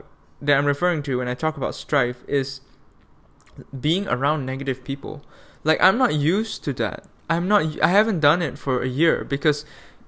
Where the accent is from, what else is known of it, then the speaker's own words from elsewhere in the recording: Malaysia; moved away as an adult; Then flew back to Malaysia, where I lived in like the capital for like a couple nights